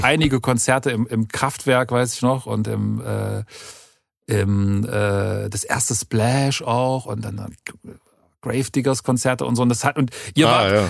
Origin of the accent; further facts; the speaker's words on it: Halle, Saxony-Anhalt, Germany; bei uns in, in, in Halle